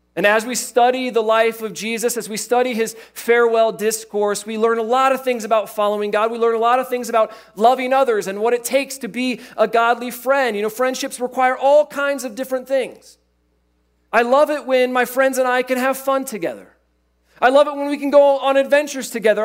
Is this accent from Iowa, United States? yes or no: yes; Iowa, United States; I grew up in Iowa